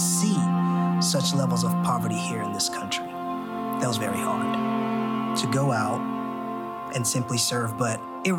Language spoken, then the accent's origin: English; Nigeria; now in United States; I've been now in the States for about 27 years. And because I was born and raised in Nigeria